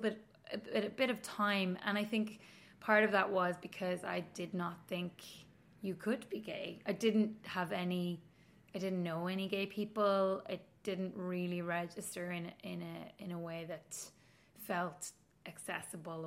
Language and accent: English; Donegal, Ulster, Ireland; moved away as an adult; also born or lived in Coleraine / Belfast; now in Dublin, Ireland; I'm from Donegal